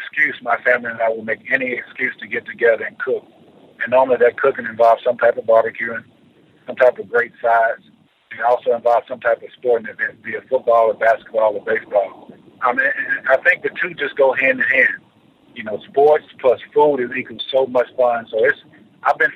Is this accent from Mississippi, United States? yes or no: yes; Aberdeen, Mississippi, United States; moved away as an adult; now in Atlanta, United States; back home in my hometown of Aberdeen, Mississippi